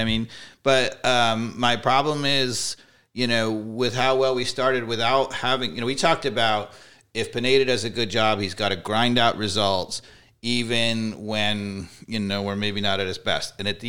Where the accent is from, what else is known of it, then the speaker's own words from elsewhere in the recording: New York, United States; See, you yes, can tell ma'am. I'm from New York.